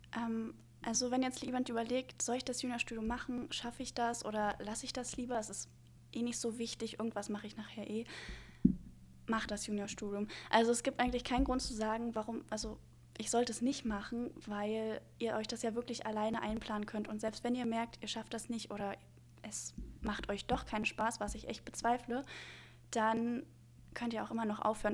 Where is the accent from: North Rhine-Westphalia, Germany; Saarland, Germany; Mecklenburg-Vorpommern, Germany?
Mecklenburg-Vorpommern, Germany; Neubrandenburg; now in Rostock, Germany; ich komme ursprünglich aus Neubrandenburg. Ähm, das ist auch in Mecklenburg-Vorpommern.